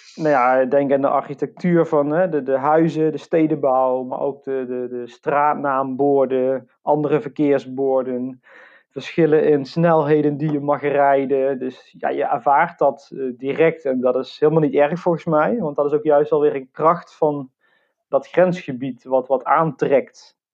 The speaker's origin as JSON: {"language": "Dutch", "town": "Venlo", "region": "Limburg", "country": "Netherlands", "tie": "born or raised there", "said": "ik ben geboren in Venlo, maar ook echt letterlijk heel erg dicht bij die grens"}